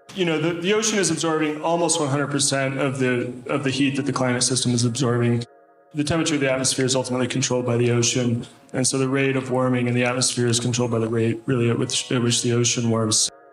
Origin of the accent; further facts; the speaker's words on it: Oregon, United States; an Oregonian